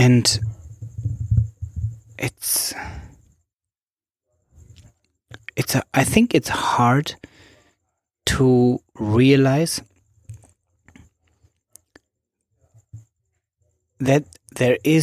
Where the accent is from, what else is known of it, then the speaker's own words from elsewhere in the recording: Germany; moved away as an adult; also born or lived in Berlin, Germany / Zanzibar, Tanzania; now in Switzerland; I grew up in Germany, and I am in Zanzibar, Tanzania at the moment, and live large parts of my life in Switzerland.